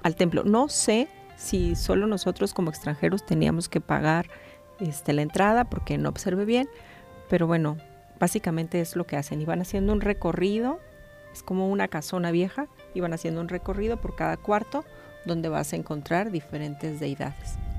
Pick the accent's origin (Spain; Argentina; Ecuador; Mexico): Mexico; A nosotros como mexicanos